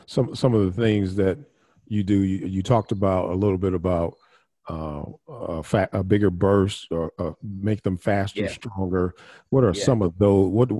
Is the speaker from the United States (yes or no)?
yes; Midwest, United States; I grew up in the Midwest